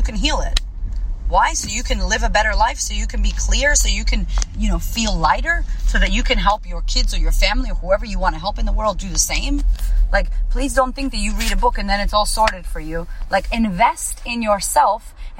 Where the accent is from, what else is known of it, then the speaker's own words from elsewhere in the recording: Puerto Rico; now in Australia; I am Puerto Rican. I am American. What does that mean? How do I have to act now living in Australia as a Puerto Rican?